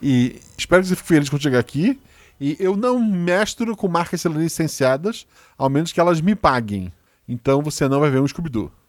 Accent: Florianópolis, Santa Catarina, Brazil; eu sou de Floripa

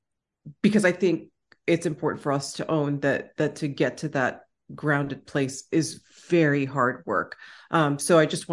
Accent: Austin, Texas, United States; accent: Texan; And I am back home in Austin, Texas. So my Texan accent, is going to eventually come out and, that'll be fun.

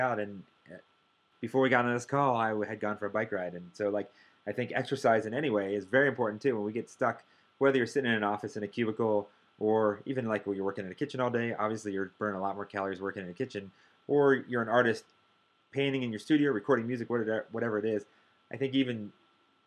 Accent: United States; I grew up in American culture

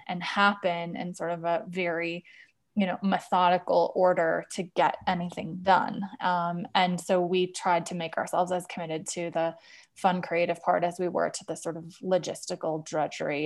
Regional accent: Wisconsin, United States; also born or lived in Nashville / San Francisco; now in Denver, United States; I'm actually a Midwesterner. I'm from Wisconsin originally

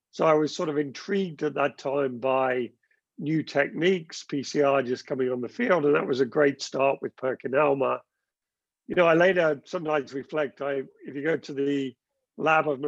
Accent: South West England, United Kingdom; accent: Gloucestershire; I, I grew up in the west of the country in Gloucestershire. Uh, I think I've long lost my Gloucestershire accent, um, but went to school there.

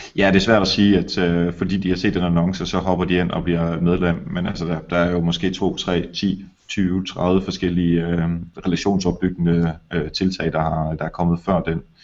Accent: Denmark

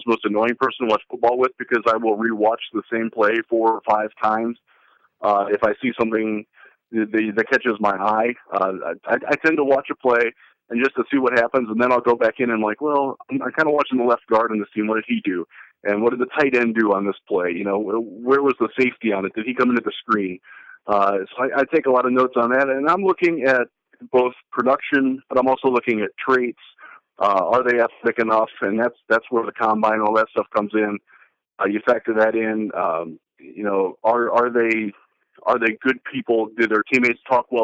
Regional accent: Northeast Ohio, United States; I grew up in Northeast Ohio

